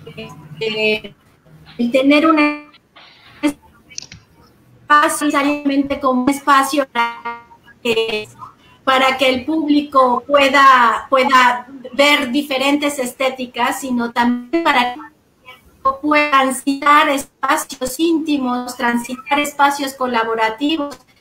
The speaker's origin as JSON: {"language": "Spanish", "town": "Mérida", "region": "Yucatán", "country": "Mexico", "tie": "born or raised there", "also_born_or_lived": "Mexico City", "moved": "as an adult", "said": "yo nací y crecí en Ciudad de Mérida"}